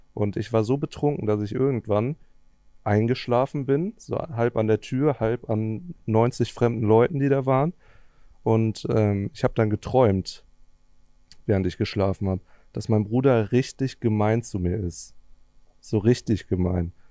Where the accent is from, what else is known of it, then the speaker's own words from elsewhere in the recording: Cologne area, North Rhine-Westphalia, Germany; ich komme ja so aus dem Kölner Umland